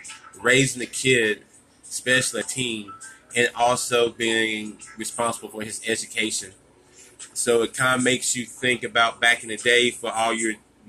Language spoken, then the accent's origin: English; United States; born there; I was born in America. I wasn't born in Africa. I didn't migrate to America, you know what I'm saying? Country boy bred